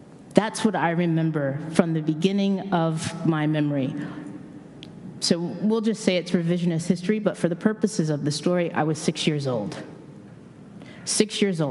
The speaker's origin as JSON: {"language": "English", "town": "Tulsa", "region": "Oklahoma", "country": "United States", "tie": "born or raised there", "moved": "yes", "said": "I was born and raised in Tulsa, Oklahoma"}